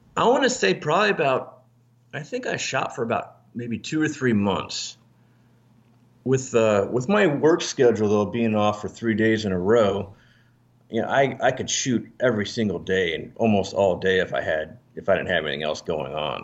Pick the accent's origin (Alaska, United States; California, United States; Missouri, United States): Alaska, United States; moved away; also born or lived in Northern Virginia; I'm from Northern Virginia. Um, I was actually raised in Alaska